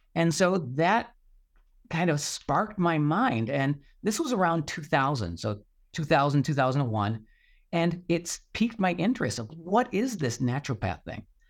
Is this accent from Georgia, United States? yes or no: no; Buffalo, New York, United States; I grew up in Western New York, so, uh, near Buffalo, New York